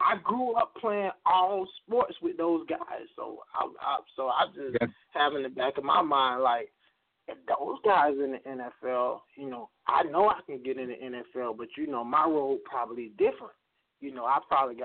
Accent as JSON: {"language": "English", "town": "Pahokee", "region": "Florida", "country": "United States", "said": "we come from Pahokee, Florida. It's a small town on the shores of Lake Okeechobee"}